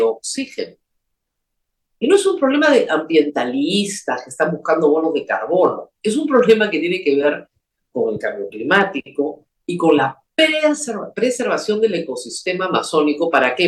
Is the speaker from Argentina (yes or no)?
no; Peru; como peruanos